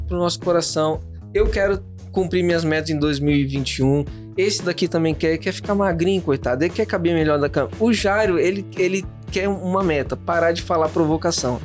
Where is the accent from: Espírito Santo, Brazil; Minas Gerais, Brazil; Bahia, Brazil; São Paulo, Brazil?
Espírito Santo, Brazil; São Gabriel da Palha; em São Gabriel da Palha, onde eu nasci